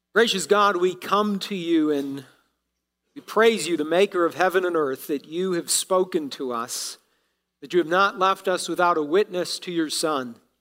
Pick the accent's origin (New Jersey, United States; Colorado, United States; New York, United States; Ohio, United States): Ohio, United States; moved away; being from Ohio, uh, I still root for my hometown team as I was growing up.